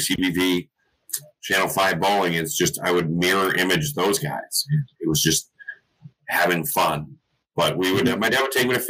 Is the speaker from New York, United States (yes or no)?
no; Natick, Massachusetts, United States; I grew up in Natick.